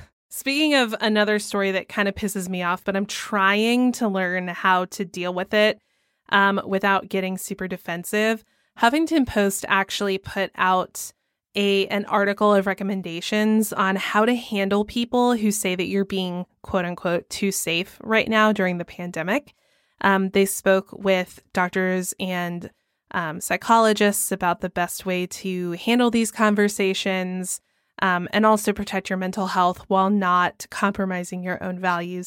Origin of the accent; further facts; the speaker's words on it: Georgia, United States; I'm from Georgia